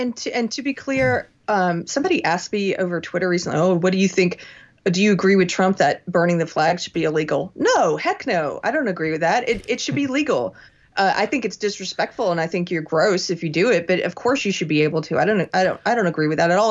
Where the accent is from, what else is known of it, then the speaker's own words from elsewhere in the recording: South Carolina, United States; I'm from South Carolina